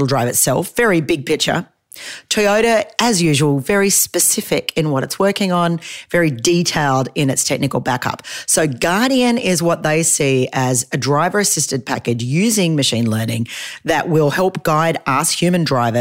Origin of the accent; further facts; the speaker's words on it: Australia; I'm an Australian